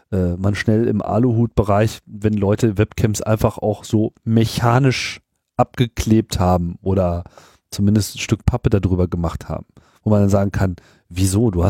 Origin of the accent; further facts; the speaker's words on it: United Kingdom; ich, bin ja Brite